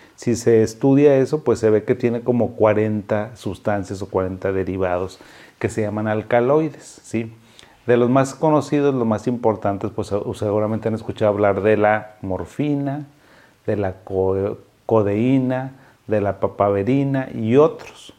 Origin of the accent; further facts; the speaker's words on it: Mexico; now in Monterrey, Mexico; soy mexicano